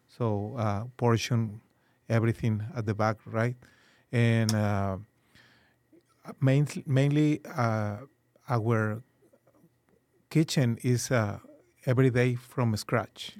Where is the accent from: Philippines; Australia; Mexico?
Mexico; Guadalajara, Jalisco; also born or lived in Sinaloa, Mexico; now in San Antonio, United States; I was, uh, born and raised in Mexico.